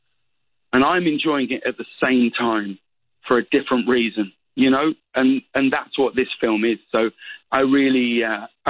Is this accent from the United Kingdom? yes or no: yes; United Kingdom; I'm still British